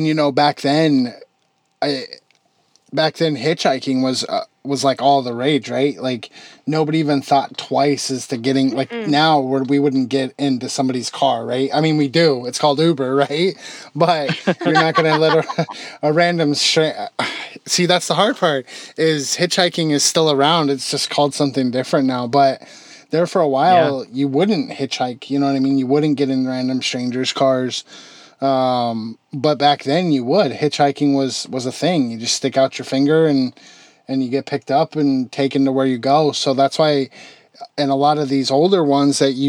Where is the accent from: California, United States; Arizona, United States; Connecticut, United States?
Arizona, United States; I grew up in Arizona